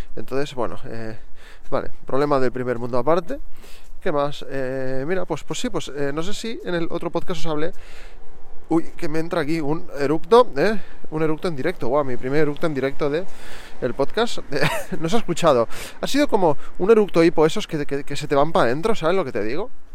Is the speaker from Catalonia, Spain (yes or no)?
yes; Barcelona, Catalonia, Spain; accent: neutral Catalan; yo hablo catalán de toda la vida, yo soy de Barcelona